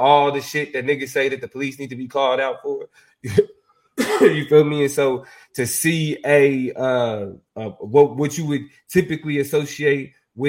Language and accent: English; Kansas City, Kansas, United States; especially being from Kansas City, Kansas specifically.